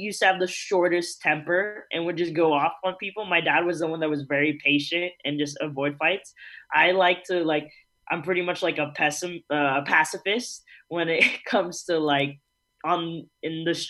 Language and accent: English; Georgia, United States; growing up in Georgia